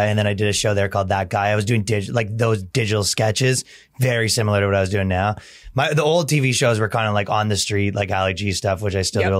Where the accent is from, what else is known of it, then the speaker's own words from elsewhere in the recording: Toronto, Ontario, Canada; moved away as an adult; now in United States; So yeah, I came from Toronto and I was doing a lot of this stuff for a really long time over there. And when I came to America, I just kind of did all the same stuff, but here.